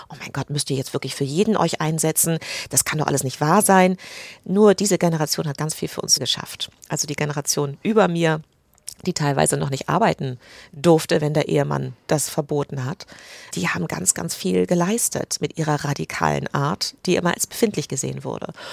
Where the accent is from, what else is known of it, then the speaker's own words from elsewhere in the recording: United Kingdom; moved away as an adult; also born or lived in England; now in Germany; ich bin Britin